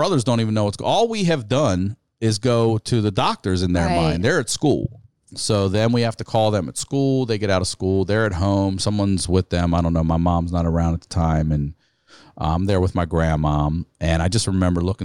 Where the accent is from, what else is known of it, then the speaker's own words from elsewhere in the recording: Maryland, United States; We're from Maryland